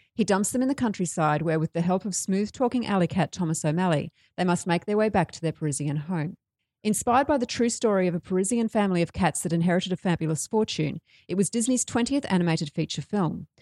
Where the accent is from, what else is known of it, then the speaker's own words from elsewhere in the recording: Brisbane, Queensland, Australia; I am from Brisbane